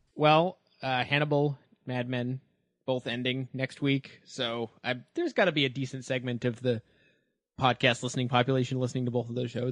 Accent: Canada; it's not news that I'm Canadian, and, uh, that means that growing up, I, uh, was subjected to a lot of terrible English Canadian television.

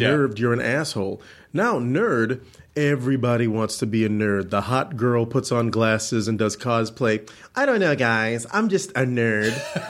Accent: Orlando, Florida, United States; also born or lived in Georgia; I was born in Georgia, but I'm really from Orlando, Florida.

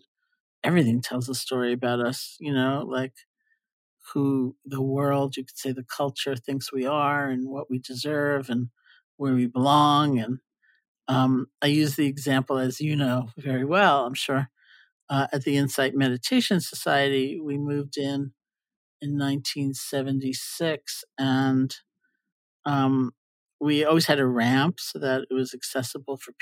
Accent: New York, United States; I'm a New Yorker

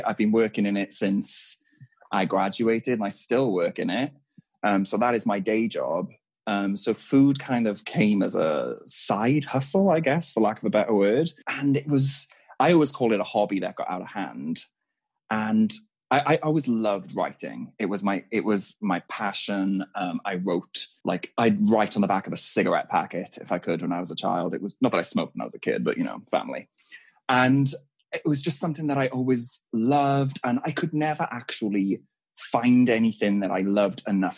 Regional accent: Wales, United Kingdom; We're Welsh.

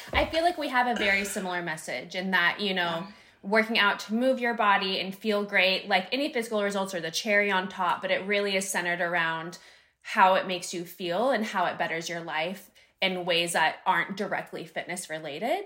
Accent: Northern California, United States; also born or lived in Sacramento / San Diego; I'm from Northern California. I moved to Sacramento for a year

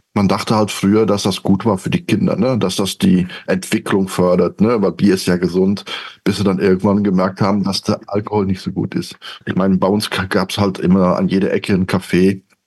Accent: Belgium; now in Cologne, Germany; gebürtige Belgier, irgendwann in äh, Deutschland, in Köln gelandet, da wohne ich immer noch

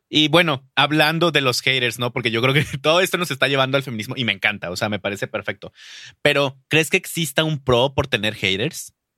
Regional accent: Durango, Mexico; Durango", o sea, que es de donde de donde yo donde yo nací

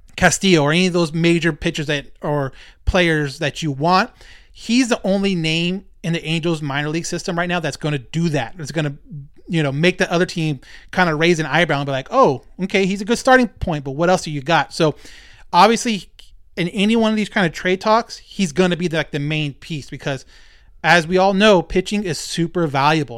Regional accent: Rancho Cucamonga, California, United States; I grew up in Ranchos, right next door to Fontana

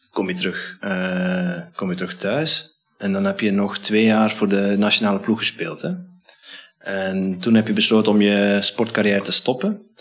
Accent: Netherlands; ben zelf een Nederlander

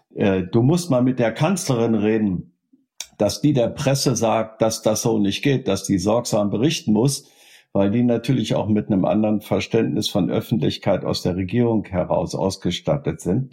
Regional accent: Germany; bei uns in Deutschland

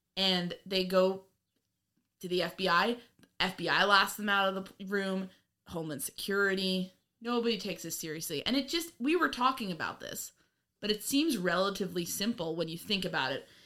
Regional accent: New York, United States; I'm from New York

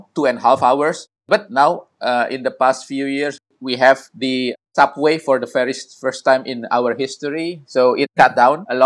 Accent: Jakarta, Indonesia; I grew up in Jakarta. I grew up and I spent my years of my teenage years

